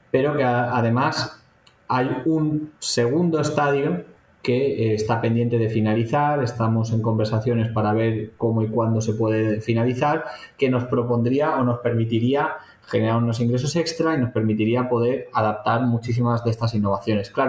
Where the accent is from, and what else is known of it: Valencian Community, Spain